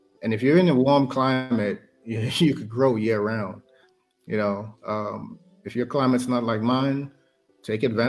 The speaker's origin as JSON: {"language": "English", "town": "Castries", "country": "St. Lucia", "tie": "born or raised there", "also_born_or_lived": "Korea", "moved": "yes", "lives_now": "Alaska, United States", "said": "growing up in St. Lucia, that's exactly the life that I had. You know, we had we lived in Castries"}